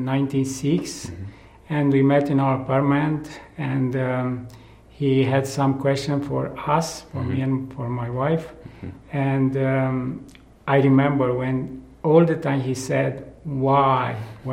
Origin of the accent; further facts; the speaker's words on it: Romania; also born or lived in Timișoara; now in Brașov, Romania; I'm from Romania, and I am a missionary with Hardcry